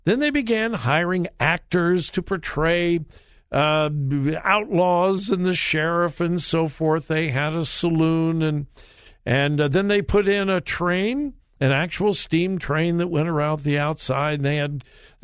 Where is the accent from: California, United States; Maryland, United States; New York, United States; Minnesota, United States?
California, United States; Southern; I grew up in Southern California.